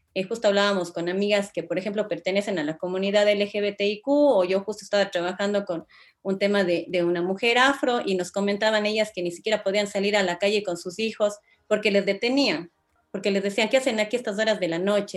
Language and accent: Spanish; Ecuador